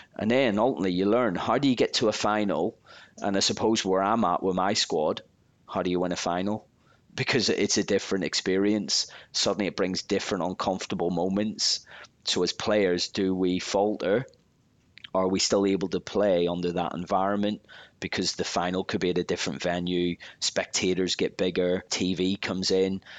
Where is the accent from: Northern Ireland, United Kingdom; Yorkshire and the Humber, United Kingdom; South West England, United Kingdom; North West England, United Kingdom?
Northern Ireland, United Kingdom; Belfast; I was just a young lad growing up in Belfast from a rough area